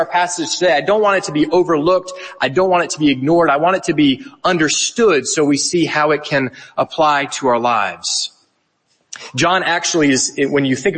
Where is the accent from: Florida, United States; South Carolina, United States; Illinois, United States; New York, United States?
South Carolina, United States; moved away as an adult; now in Edinburgh, United Kingdom; I am from the United States. My family moved to Edinburgh 3 years ago from South Carolina